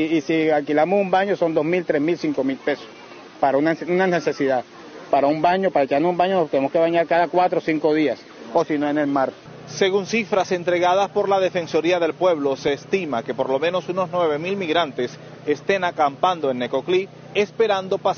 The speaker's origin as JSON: {"language": "Spanish", "town": "Valencia", "region": "Carabobo", "country": "Venezuela", "said": "Salimos de Venezuela, de la parte de Valencia, con el sueño de buscar una mejor vida, ¿me entiendes?"}